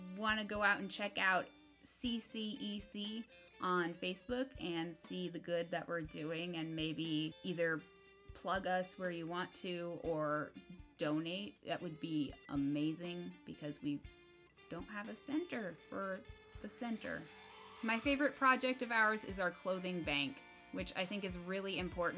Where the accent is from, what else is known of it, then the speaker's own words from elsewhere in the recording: Topeka, Kansas, United States; we are both from Topeka, Kansas